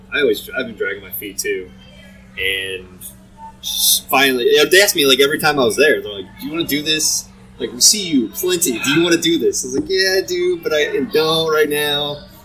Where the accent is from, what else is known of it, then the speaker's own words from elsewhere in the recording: Fort Wayne, Indiana, United States; moved away; we're initially from Fort Wayne